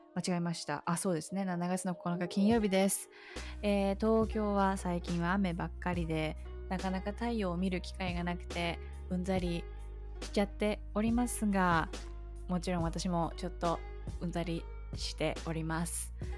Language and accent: Japanese; Kyoto, Japan; 私が京都出身なので